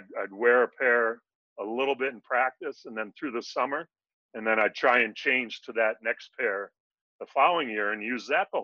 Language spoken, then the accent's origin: English; Connecticut, United States; I go back to growing up in Connecticut